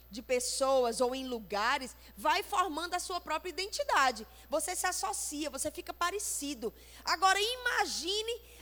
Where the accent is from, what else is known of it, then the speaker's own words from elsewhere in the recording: Fortaleza, Ceará, Brazil; born there; also born or lived in Campina Grande; Eu nasci em Fortaleza, morei muito tempo em Campina Grande. Quando conheci meu esposo e lá casamos, foi em Recife.